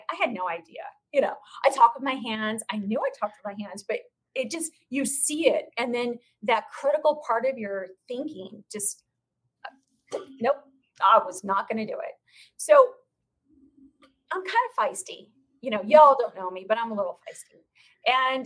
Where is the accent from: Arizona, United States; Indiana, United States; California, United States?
Arizona, United States; Phoenix; the real estate community here in my hometown